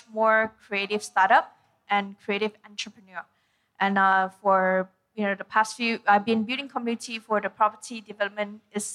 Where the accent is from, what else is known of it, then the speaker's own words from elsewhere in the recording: Penang, Malaysia; moved away; also born or lived in United States; I'm also from Penang